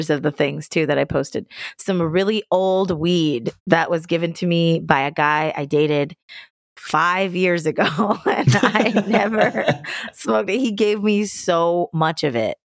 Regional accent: Fayetteville, Georgia, United States; I grew up in Fayetteville

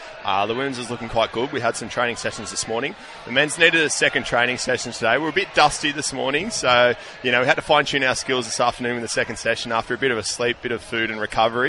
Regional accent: Australia

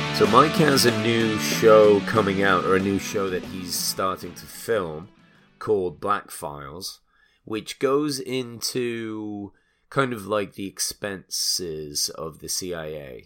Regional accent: England, United Kingdom; now in United States; I'm obviously an immigrant. I'm English. I came here

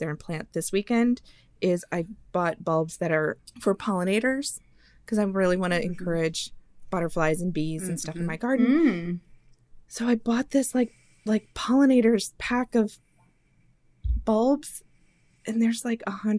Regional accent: outside of Chicago, Illinois, United States; now in Southern United States; lilacs that I grew up with outside of Chicago

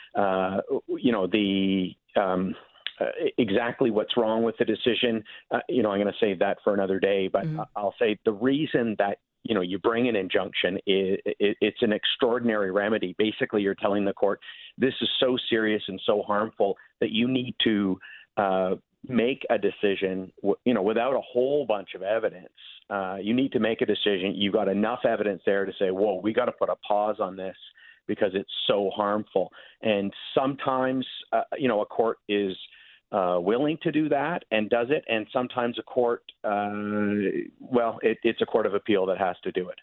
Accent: Victoria, British Columbia, Canada; my hometown in Victoria, BC.

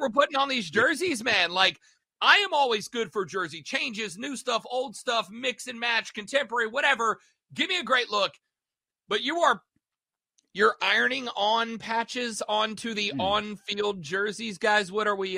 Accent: Southeast, United States; I grew up in the Southeast

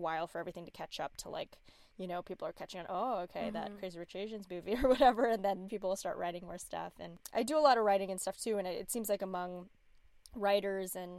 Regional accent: La Quinta, California, United States; I grew up in La Quinta, which is like a suburb in LA, outside

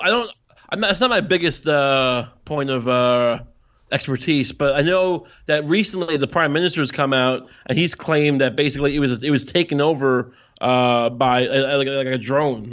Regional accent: Long Island, New York, United States; I'm from Long Island

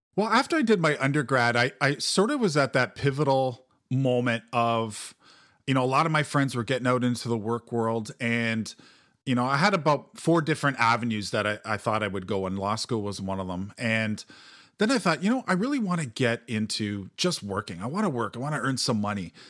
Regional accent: Mississauga, Ontario, Canada; also born or lived in Toronto; I grew up in Mississauga, which is Peel Region

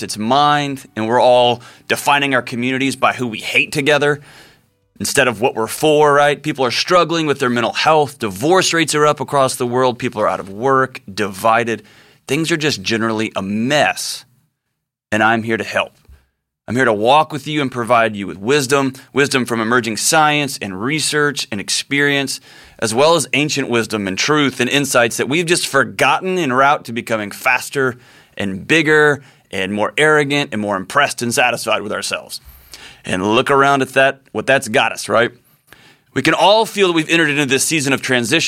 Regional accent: Texas, United States; my home state of Texas

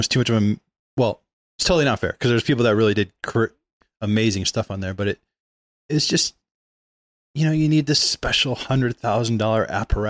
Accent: Michigan, United States; I was in Lower Michigan, kind of moved around like every year or two. So I was always in a different place, but, you know, suburbs of Detroit, basically.

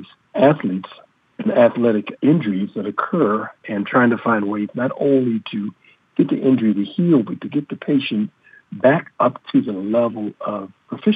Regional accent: Baltimore, Maryland, United States; As a kid growing up in Baltimore

